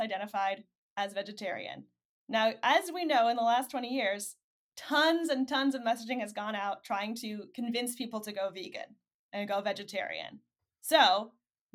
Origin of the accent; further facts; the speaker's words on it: Michigan, United States; I'm from Michigan